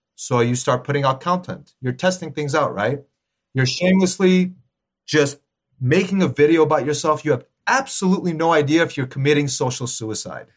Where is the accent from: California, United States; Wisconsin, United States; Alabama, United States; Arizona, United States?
California, United States; Los Angeles; I'm born and raised in L A, but my roots, very strong Armenian roots